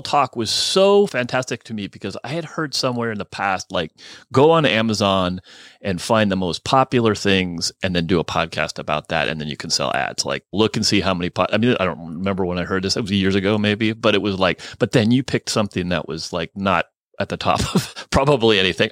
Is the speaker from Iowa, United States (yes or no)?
no; Burlingame, California, United States; also born or lived in Oakland, California / Chico, California / Carson City, Nevada; I grew up on the peninsula, Burlingame